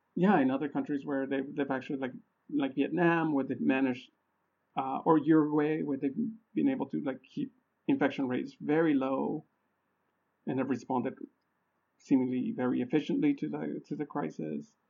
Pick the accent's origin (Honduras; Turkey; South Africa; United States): Honduras; moved away; I'm originally from Honduras, right? And I get like little snips, snippets of information from family about what's going on over there